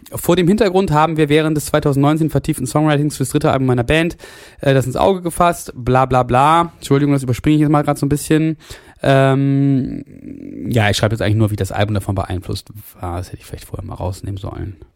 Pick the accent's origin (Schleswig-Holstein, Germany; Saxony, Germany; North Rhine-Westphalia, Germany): Saxony, Germany; now in Dresden, Germany; Als Sachse und Wahldresdner gibt es quasi jede Woche einen Grund zum Scham.